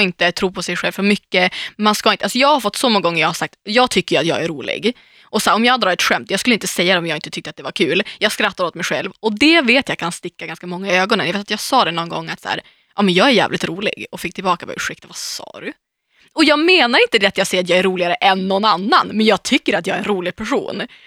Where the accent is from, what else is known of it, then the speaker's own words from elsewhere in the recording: Umeå, Västerbotten County, Sweden; now in Stockholm, Sweden; åka hem, nu och gå på stan i Umeå